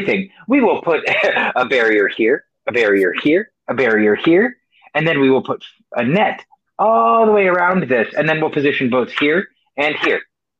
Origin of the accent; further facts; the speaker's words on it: Connecticut, United States; so I grew up in Connecticut